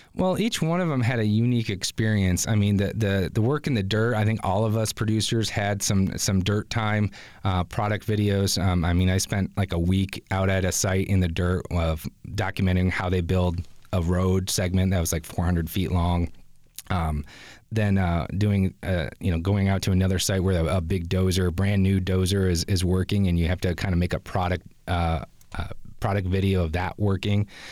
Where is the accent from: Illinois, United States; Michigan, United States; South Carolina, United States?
Michigan, United States; Grand Rapids; moved away; as a Grand Rapids native